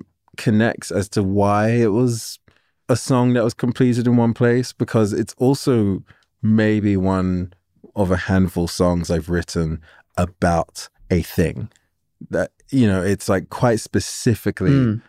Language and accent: English; England, United Kingdom; And, you know, and I was already in love with it as most English people are from film.